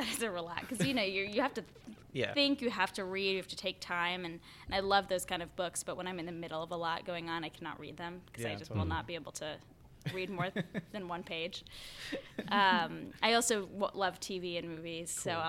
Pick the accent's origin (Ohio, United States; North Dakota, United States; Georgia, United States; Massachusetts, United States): Massachusetts, United States; Gloucester; I grew up north of Boston. It's about 40 minutes by train, half-hour drive. It's right along the coast. It's a gorgeous beach town. It's called Gloucester, Massachusetts.